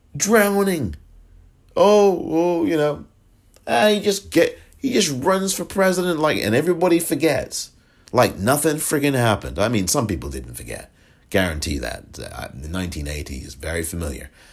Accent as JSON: {"language": "English", "region": "England", "country": "United Kingdom", "tie": "born or raised there", "moved": "yes", "lives_now": "United States", "said": "I was born in England"}